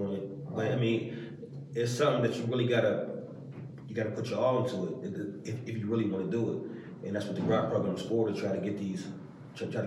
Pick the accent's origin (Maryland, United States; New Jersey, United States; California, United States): Maryland, United States; I'm from Maryland.